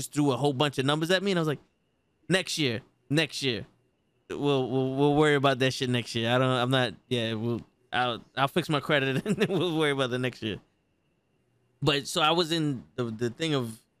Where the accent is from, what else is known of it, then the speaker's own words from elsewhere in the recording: New York, United States; I'm from New York.